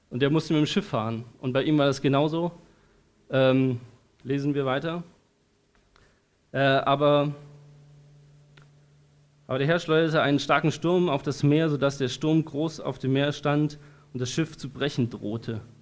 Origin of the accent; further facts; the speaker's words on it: Darmstadt, Hesse, Germany; born there; Ich bin in Darmstadt geboren, in Hessen. Ähm, schönes Land.